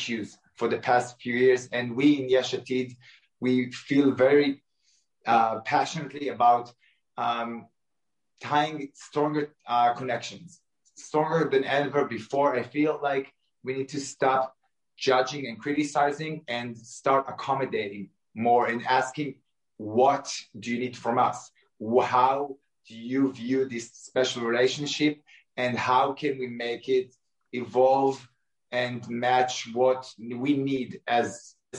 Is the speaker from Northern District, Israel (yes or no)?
no; Jerusalem, Jerusalem District, Israel; English is a second language; now in Tel Aviv, Israel; originally from Jerusalem